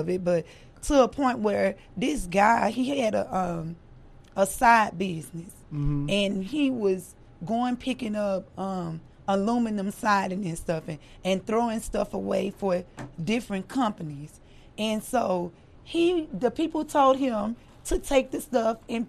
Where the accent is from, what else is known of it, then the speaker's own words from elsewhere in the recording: Louisiana, United States; moved away as an adult; also born or lived in Baton Rouge / Texas; now in Dallas, United States; I'm from Louisiana.